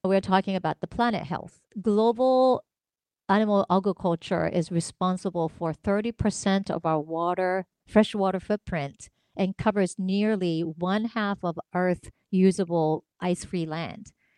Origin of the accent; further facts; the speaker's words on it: Tokyo, Japan; moved away; I grew up in Tokyo, Japan